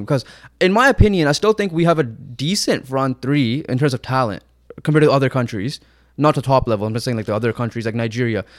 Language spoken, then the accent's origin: English; Canada; we're Canadian and we have some Canadian pride